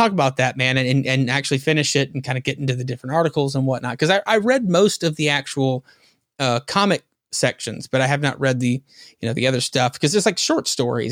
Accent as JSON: {"language": "English", "region": "the South", "country": "United States", "said": "being a Southerner like me"}